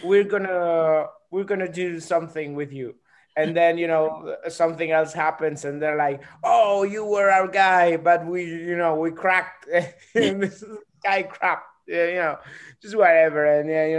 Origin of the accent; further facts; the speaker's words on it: Argentina; I'm a comedian from Argentina.